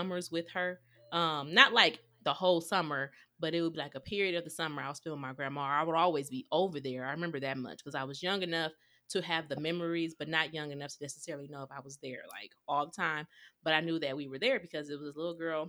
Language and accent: English; Houston, Texas, United States; I was born in Texas, H-Town